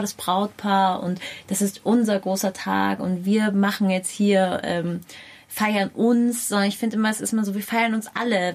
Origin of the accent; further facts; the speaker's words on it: Munich, Bavaria, Germany; weil ich bin auch in München groß geworden